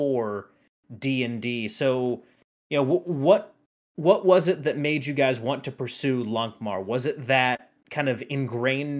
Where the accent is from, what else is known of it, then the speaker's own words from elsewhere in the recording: North Carolina, United States; a Scots-Irish North Carolinian myself